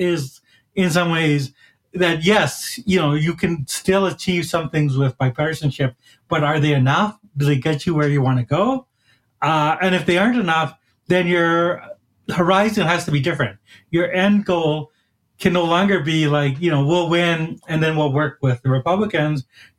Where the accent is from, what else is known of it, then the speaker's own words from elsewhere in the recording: India; born there; I was born in India and I was just watching, you know, this very, a little bit too nationalistic, but still very good action movie, RRR.